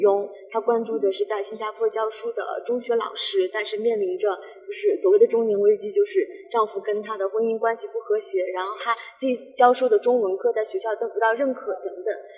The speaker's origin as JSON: {"language": "Chinese", "region": "Northeast China", "country": "China", "said": "我们就是大东北的这种，这种风情，这种人文"}